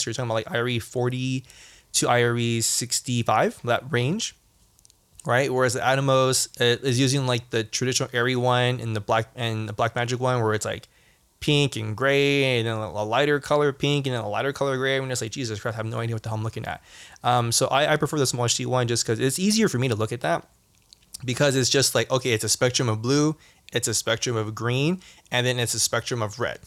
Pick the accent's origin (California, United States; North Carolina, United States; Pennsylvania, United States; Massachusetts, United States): California, United States; Southern; growing up in Southern California